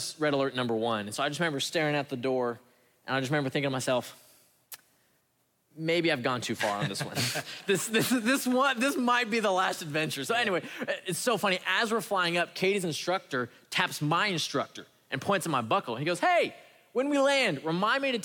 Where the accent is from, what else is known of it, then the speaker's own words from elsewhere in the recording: Illinois, United States; moved away; also born or lived in Texas; I'm from Illinois, which is flat